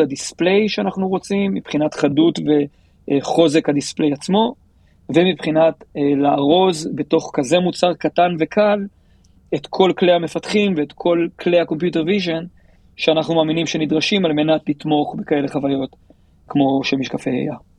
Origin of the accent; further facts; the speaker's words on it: Tel Aviv, Tel Aviv District, Israel; אני מתל אביב, אנחנו גרים בבבלי